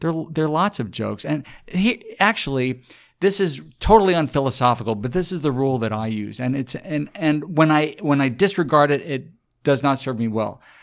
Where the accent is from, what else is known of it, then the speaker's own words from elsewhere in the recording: San Antonio, Texas, United States; I grew up in San Antonio